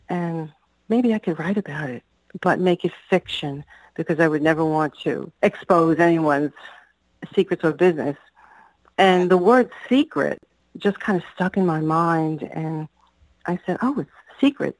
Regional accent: New York City, New York, United States; growing up on Staten Island

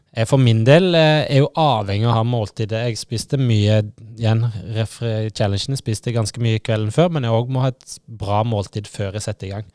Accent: Hardanger, Vestland, Norway; jeg er enkel gutt fra Hardanger

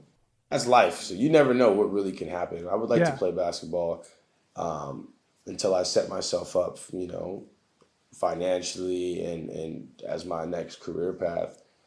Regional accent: United States; So right now I currently play for the Portuguese national team. So as an American with our USA team being so stacked

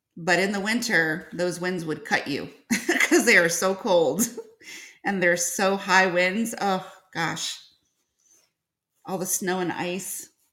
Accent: Northern Illinois, United States; now in Georgia, United States; I was from uh, Northern Illinois. And then I transplanted myself down to Georgia

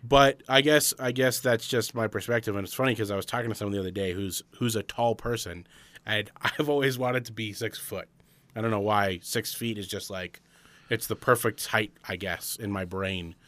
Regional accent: Arizona, United States; we're from Arizona

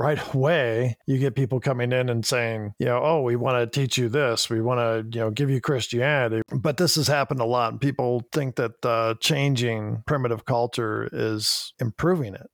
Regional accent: Chicago, Illinois, United States; we're both from Chicago

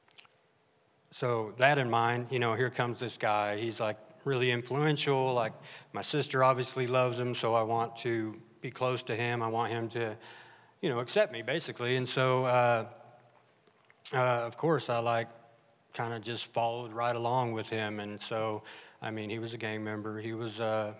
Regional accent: Arkansas, United States; also born or lived in California; my family moved out to Arkansas, which I loved

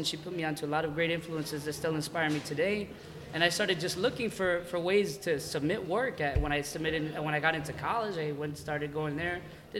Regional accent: Brentwood, New York, United States; I've been Long Island born and raised from jump, and my best friend lived in Sunset Park, Brooklyn before he lived over in Long Island. So when I met him, he just moved to Brentwood and stuff, where I'm from.

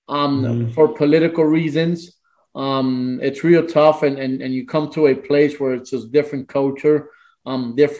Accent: Managua, Nicaragua; moved away; I'm from Nicaragua, Managua, Nicaragua

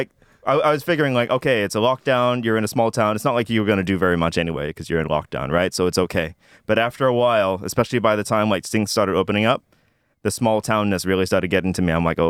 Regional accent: Jakarta, Indonesia; It's tiny for I came from Jakarta, which is like 20 million people.

